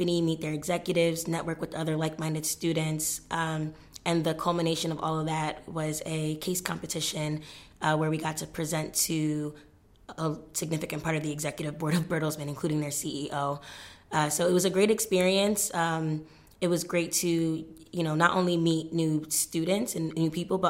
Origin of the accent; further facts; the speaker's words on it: New York, United States; also born or lived in Ghana; now in Cambridge, United Kingdom; I'm from New York by way of Ghana